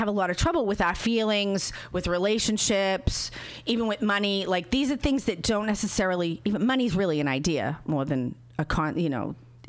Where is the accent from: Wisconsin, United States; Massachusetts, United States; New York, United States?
Massachusetts, United States; Boston; when I'm from Boston and we don't talk about stuff like that.